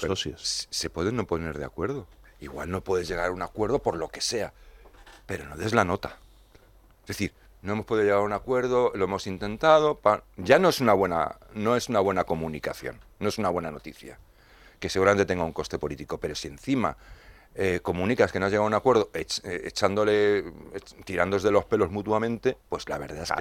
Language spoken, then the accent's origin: Spanish; Madrid, Community of Madrid, Spain; como madrileño los comprendo